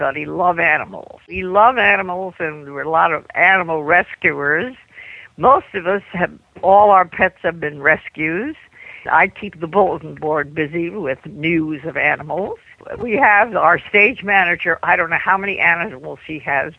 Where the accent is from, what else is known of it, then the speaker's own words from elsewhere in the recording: New York City, New York, United States; moved away; I'm a child of Manhattan.